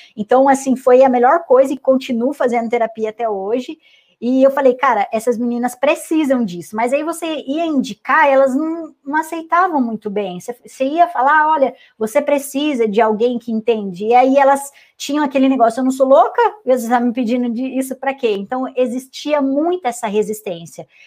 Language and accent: Portuguese; Santa Bárbara d'Oeste, São Paulo, Brazil; also born or lived in Santos; vou para minha cidade natal, né? Que daí eu voltei para o interior de São Paulo, para Santa Bárbara